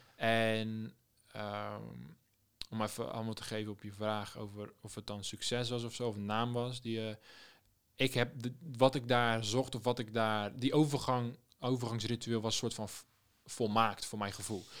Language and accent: Dutch; Rotterdam, South Holland, Netherlands; moved away as an adult; also born or lived in Amsterdam; ik ben een Rotterdammer in Amsterdam